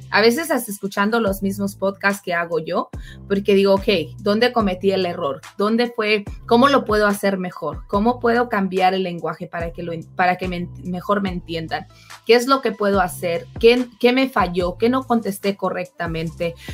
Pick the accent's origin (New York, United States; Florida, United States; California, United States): California, United States; born there; A mí me ha tocado en varias ocasiones porque yo nací en California, entonces a mí mi inglés es un poco más natural.